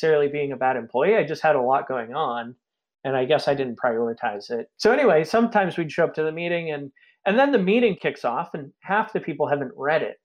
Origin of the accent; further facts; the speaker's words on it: Maine, United States; also born or lived in Boston; I grew up and lived in Maine most of my life.